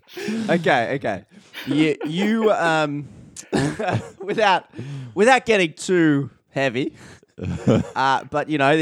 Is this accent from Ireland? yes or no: no; Australia; as an Australian